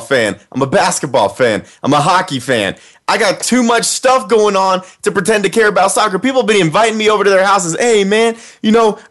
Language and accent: English; United States; I'm an American